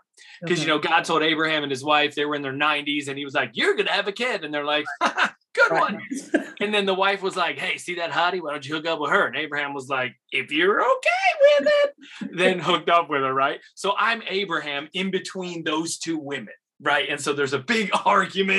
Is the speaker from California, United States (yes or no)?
no; Rochester area, Western New York near Buffalo, United States; also born or lived in Elizabeth, New Jersey / Bronx, New York; moved to Western New York near Buffalo, Rochester area. Grew up, graduated high school out there.